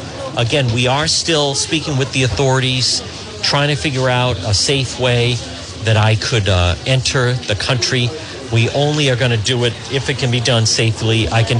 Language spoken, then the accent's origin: English; Northeast, United States; We're from the Northeast.